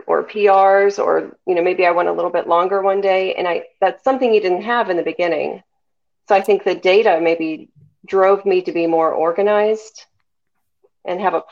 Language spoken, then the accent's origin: English; Tampa, Florida, United States; my hometown race, the Gasparilla.